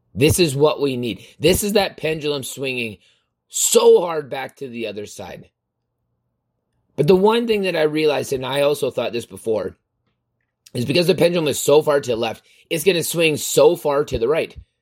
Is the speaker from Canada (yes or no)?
yes; Canada; I'm from Canada